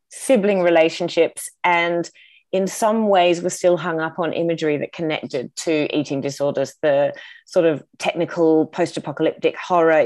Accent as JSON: {"language": "English", "region": "Tasmania", "country": "Australia", "tie": "born or raised there", "said": "growing up in Tasmania"}